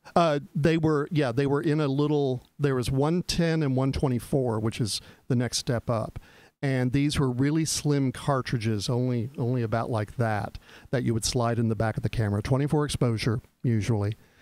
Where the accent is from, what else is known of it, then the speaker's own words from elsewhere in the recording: Texas, United States; moved away; growing up in Texas